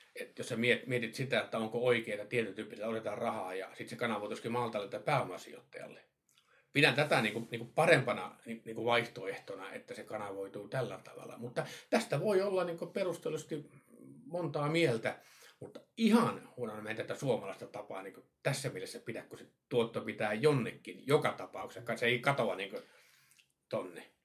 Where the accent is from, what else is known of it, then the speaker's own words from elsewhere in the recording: Kemijärvi, Lapland, Finland; Mä itse Kemiärältä kotoisin.